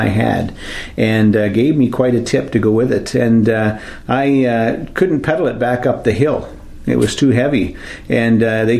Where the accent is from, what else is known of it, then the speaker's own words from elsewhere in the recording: Wasaga Beach, Ontario, Canada; As you probably know or have heard, I grew up just four doors away from this building. I actually went to school in this building